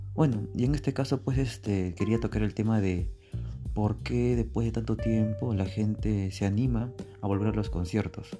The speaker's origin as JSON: {"language": "Spanish", "country": "Peru", "said": "mi país, aquí en Perú"}